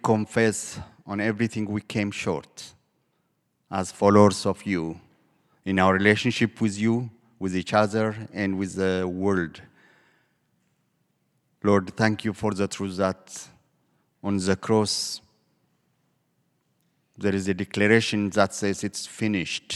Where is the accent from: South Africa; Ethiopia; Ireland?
Ethiopia; moved away; I am originally from Ethiopia